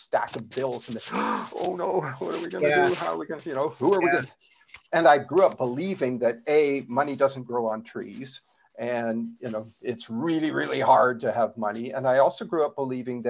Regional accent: Canada; now in South Florida, United States; I'm originally from Canada. It still shows up in my accent a little bit

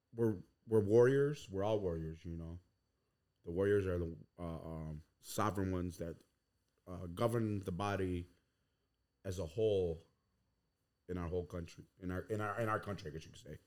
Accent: Sanborn, New York, United States; growing up on, uh, Tuscarora territory on Sanborn, New York

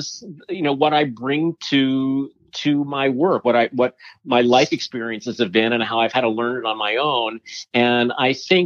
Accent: New York City, New York, United States; I grew up in Manhattan and I still live there.

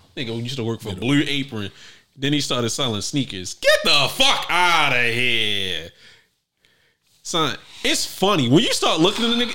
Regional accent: Baltimore, Maryland, United States; I was born in West Baltimore

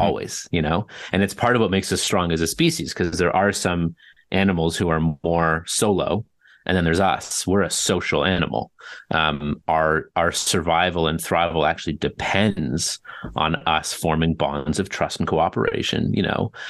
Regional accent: Toronto, Ontario, Canada; born and raised in Toronto

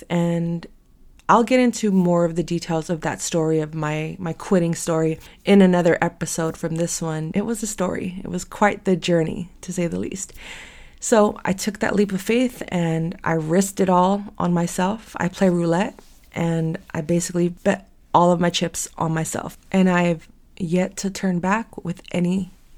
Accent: San Francisco, California, United States; born and raised in San Francisco, still fortunate to live here

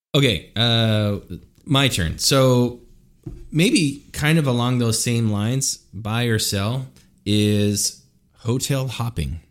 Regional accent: Idaho, United States; I grew up in Idaho

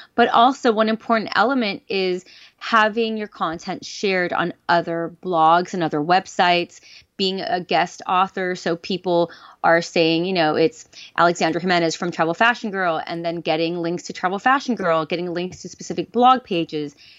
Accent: Los Angeles, California, United States; I'm from Los Angeles

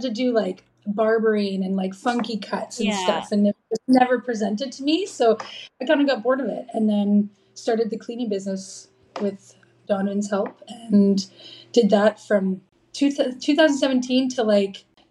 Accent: Dryden, Ontario, Canada; I grew up in Dryden, Ontario.

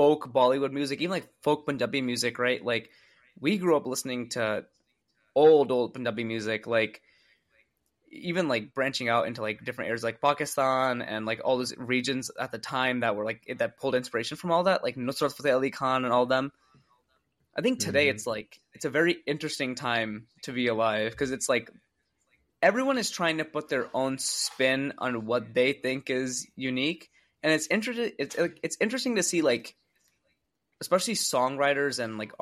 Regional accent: Long Island, New York, United States; We grew up in Long Island in New York.

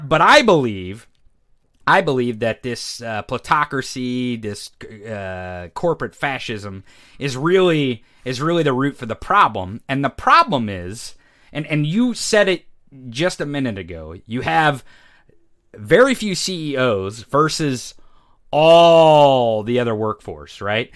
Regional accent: Missouri, United States; we grew up in the Midwest. You're from Indiana. I'm from Missouri

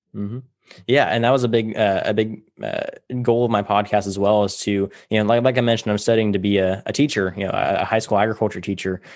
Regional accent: Tulare, California, United States; I grew up in Tulare, California.

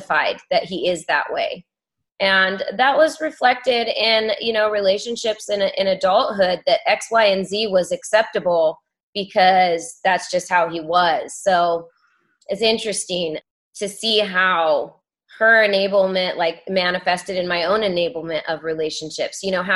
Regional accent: California, United States; growing up in California

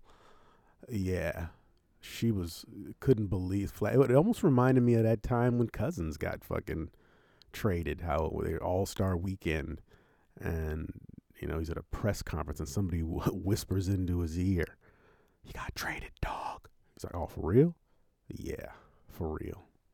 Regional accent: Oshkosh, Wisconsin, United States; moved away as an adult; my hometown of Oshkosh

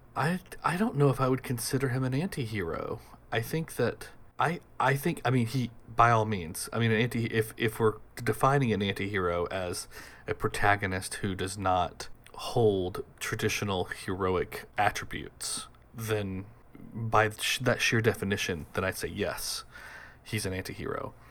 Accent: United States; also born or lived in Boston; I'm an American. I live in America. I live in Boston

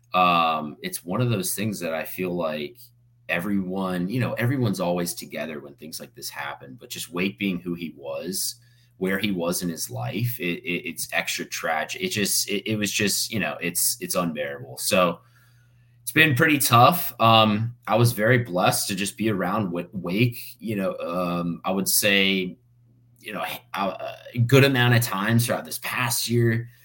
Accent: Fort Myers, Florida, United States; also born or lived in Coral Springs, Florida; I'm originally from Fort Myers, Florida.

